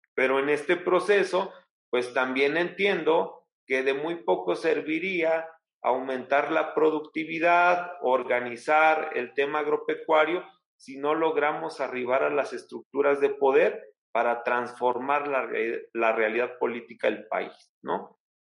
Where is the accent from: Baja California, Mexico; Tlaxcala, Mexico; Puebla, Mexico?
Tlaxcala, Mexico; Alzayanca; mi pueblo, que es el municipio de Alzayanca, la capital del estado